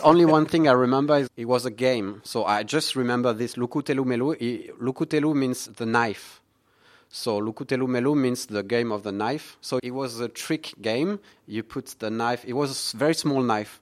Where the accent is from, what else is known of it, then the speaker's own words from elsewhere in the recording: near Toulouse, Occitania, France; English is a second language; also born or lived in Vendée; now in Singapore; I was born in southwest of France.